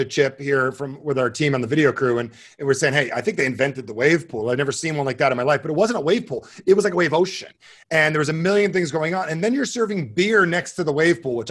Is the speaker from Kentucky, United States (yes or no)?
no; New Jersey, United States; growing up in Jersey in the old days